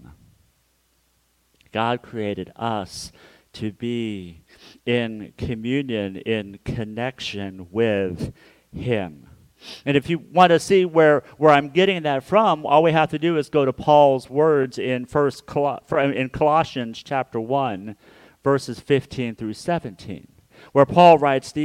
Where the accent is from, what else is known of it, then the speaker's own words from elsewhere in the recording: Hutchinson, Kansas, United States; moved away; my hometown of Hutchinson, Kansas